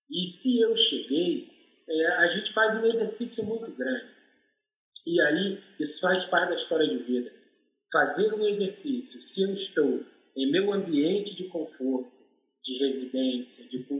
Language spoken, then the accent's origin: Portuguese; Rio de Janeiro, Brazil; E a minha família veio para o Complexo do Alemão, Rio de Janeiro. Então, eu sou daqui do Complexo do Alemão, morei dentro do Complexo do Alemão 45 anos da minha vida.